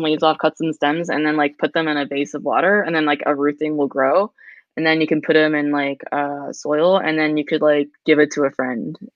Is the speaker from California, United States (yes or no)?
yes; California, United States; moved away; I grew up in California